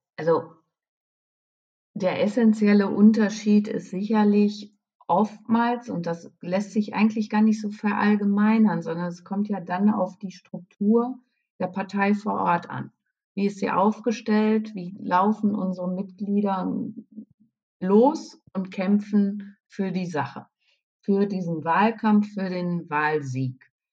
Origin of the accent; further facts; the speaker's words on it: Münsterland, North Rhine-Westphalia, Germany; now in Dortmund, Germany; ich bin im Münsterland groß geworden, ja, und habe in Münster studiert.